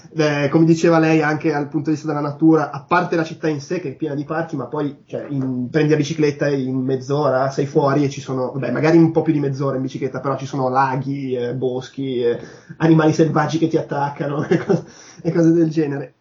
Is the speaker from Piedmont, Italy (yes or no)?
no; Milan, Lombardy, Italy; moved away as an adult; also born or lived in Munich, Germany; da milanese